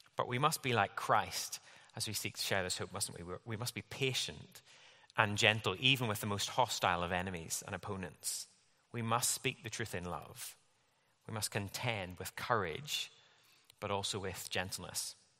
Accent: Northern Ireland, United Kingdom; moved away; I grew up in Northern Ireland

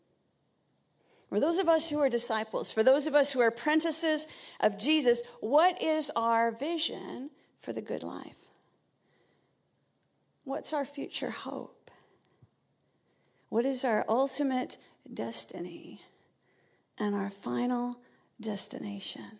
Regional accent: Vancouver, British Columbia, Canada; moved away as an adult; now in United Kingdom; I was born in Vancouver

